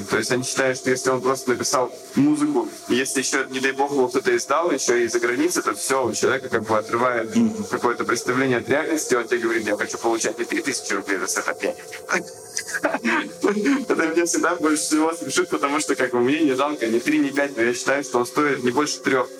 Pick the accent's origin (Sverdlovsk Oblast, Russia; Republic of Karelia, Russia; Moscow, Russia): Sverdlovsk Oblast, Russia; Yekaterinburg; я вырос в Екатеринбурге